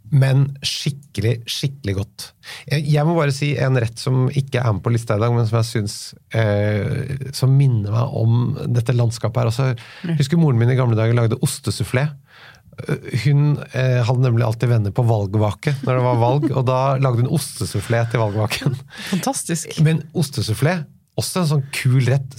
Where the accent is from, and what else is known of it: Oslo, Norway